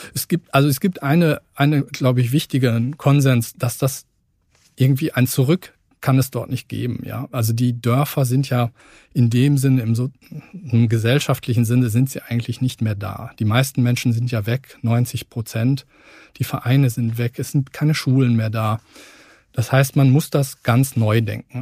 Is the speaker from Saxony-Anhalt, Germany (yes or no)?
no; Lemgo, North Rhine-Westphalia, Germany; moved away as an adult; also born or lived in Hannover / Lusatia; Also ich bin gebürtig aus Lemgo in Lippe